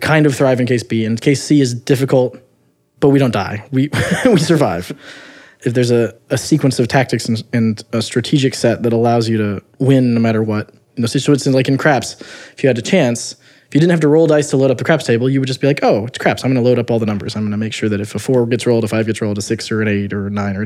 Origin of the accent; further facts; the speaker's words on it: United States; I grew up near Missouri